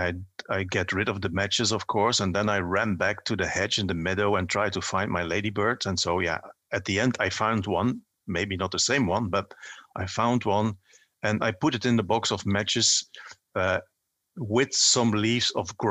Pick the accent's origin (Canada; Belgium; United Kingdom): Belgium; I grew up in a coal mining region.